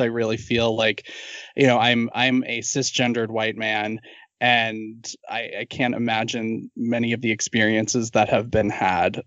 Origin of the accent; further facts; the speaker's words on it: Massachusetts, United States; I'm from Massachusetts